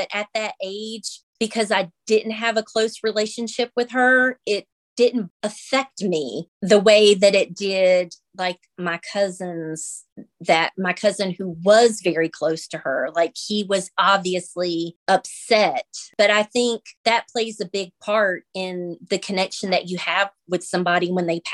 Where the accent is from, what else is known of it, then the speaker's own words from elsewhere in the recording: North Carolina, United States; I'm 46. I'm from North Carolina.